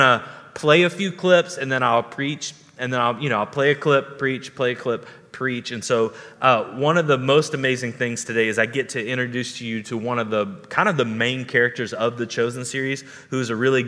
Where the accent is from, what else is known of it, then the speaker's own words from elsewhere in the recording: the South, United States; growing up in the South